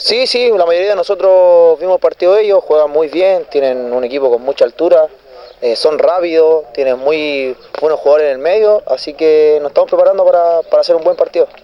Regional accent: Santiago, Santiago Metropolitan Region, Chile; moved away as an adult; now in Linares, Chile; vengo de Santiago, jugué en inferiores, lo hice en, en Colo Unión Española, Santiago Morning igual

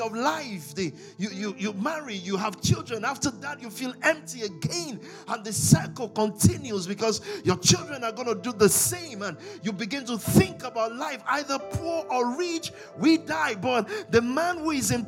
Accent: Nigeria; I'm from Nigeria. I'm African. But I'm from Nigeria. Precisely from the Yoruba tribe.

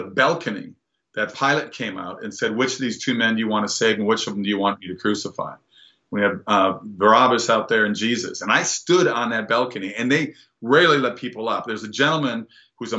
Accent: Minnesota, United States; moved away; going back to my home state

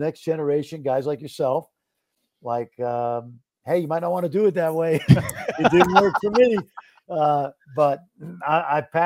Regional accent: New York City, New York, United States; moved away as an adult; now in Dallas, United States; I grew up in Brooklyn, New York

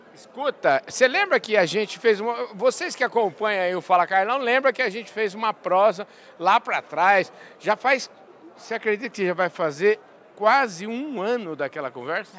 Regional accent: Porangaba, São Paulo, Brazil; quando eu era pequenininho, quando eu era criança pequena lá em Porangaba, o meu pai plantava milho

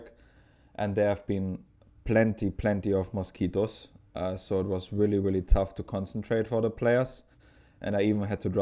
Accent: Potsdam, Brandenburg, Germany; moved away; also born or lived in Dresden; I'm from Potsdam, which is very close to Berlin.

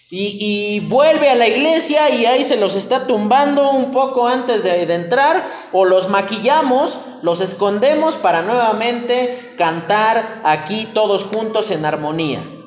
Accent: Mexico; como buen mexicano

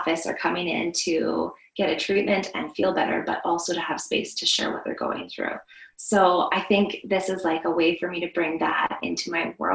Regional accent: Vancouver Island, British Columbia, Canada; now in Alberta, Canada; I grew up on Vancouver Island, and we lived in a forest there.

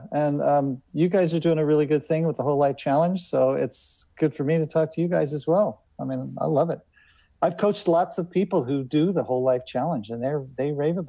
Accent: Boulder, Colorado, United States; moved away as an adult; also born or lived in San Francisco; I grew up mostly in Boulder, Colorado

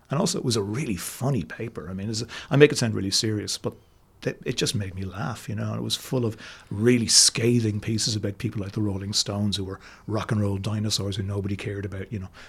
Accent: Cashel, Munster, Ireland; I grew up in Cashel in County Tipperary

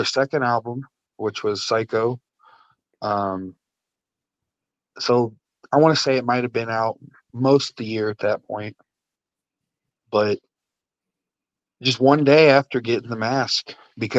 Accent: Marseilles, Illinois, United States; moved away as an adult; now in Washington, United States; my little small town of Marseilles, Illinois, that I started

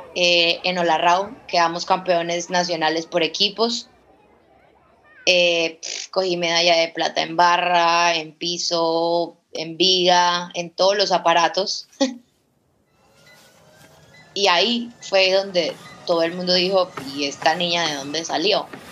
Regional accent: Villavicencio, Meta, Colombia; yo nací pobre como muchos villavicenses, como muchos metenses, como muchos colombianos.

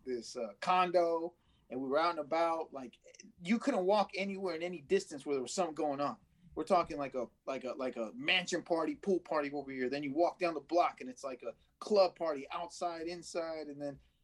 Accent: Oakland, California, United States; I'm from Oakland, bro.

